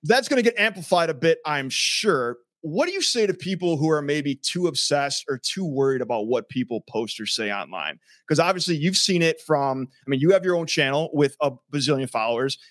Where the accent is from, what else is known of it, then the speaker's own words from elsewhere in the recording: Lakewood, Ohio, United States; I grew up in Lakewood